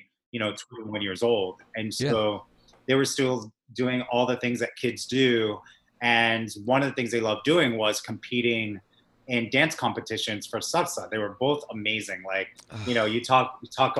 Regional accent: Massachusetts, United States; moved away as an adult; also born or lived in Los Angeles; now in New York, United States; I was born in Massachusetts.

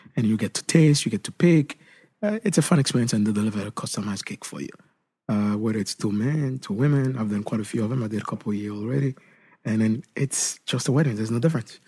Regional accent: Haiti; moved away; Where I grew up back then in Haiti

